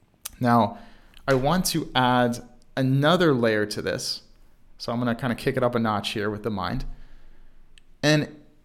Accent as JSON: {"language": "English", "town": "Baltimore", "region": "Maryland", "country": "United States", "said": "even though I was not in Chicago, I'm from Baltimore, Maryland"}